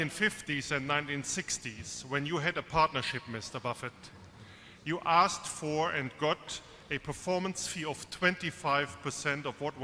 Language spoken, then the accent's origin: English; Bonn, North Rhine-Westphalia, Germany; English is a second language; from Bonn, Germany.